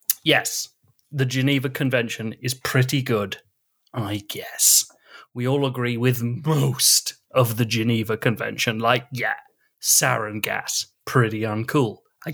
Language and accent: English; Kanata, Ontario, Canada; Well, I grew up in Kanata, and it was hell.